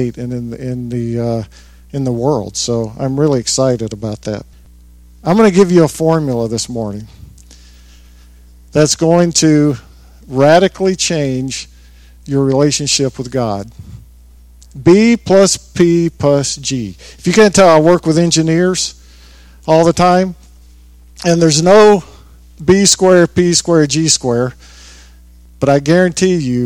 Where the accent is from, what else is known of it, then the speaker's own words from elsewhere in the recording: the South, United States; growing up in the South, a lot of people prayed in King James